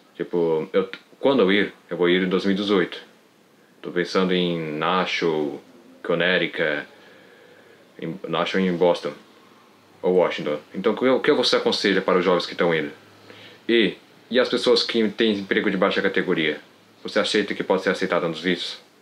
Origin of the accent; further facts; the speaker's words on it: Santa Catarina, Brazil; sou do estado de Santa Catarina